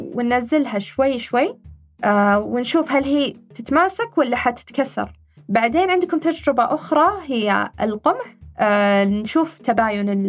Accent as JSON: {"language": "Arabic", "country": "Saudi Arabia", "said": "عندنا في المملكة العربية السعودية"}